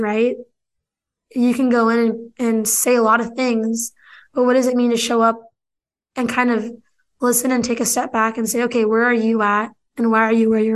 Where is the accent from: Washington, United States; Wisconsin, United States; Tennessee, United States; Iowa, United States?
Washington, United States; Pasco; also born or lived in Seattle, Washington; downtown Pasco here in my hometown.